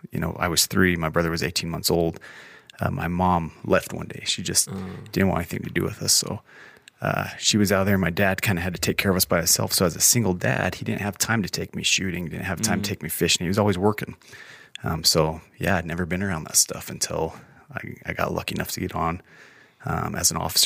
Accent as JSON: {"language": "English", "town": "Roberts", "region": "Idaho", "country": "United States", "tie": "born there", "also_born_or_lived": "Williamsport, Pennsylvania / West Jordan, Utah / Guadalajara, Mexico", "said": "So I was born in Roberts, Idaho."}